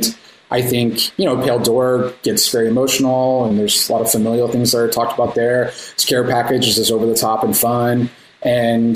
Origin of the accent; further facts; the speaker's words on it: Austin, Texas, United States; we're both from the Austin area